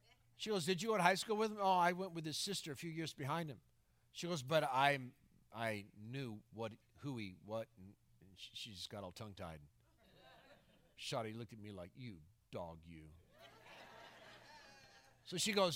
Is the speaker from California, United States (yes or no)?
no; Florida, United States; moved away; I go back into my hometown in Florida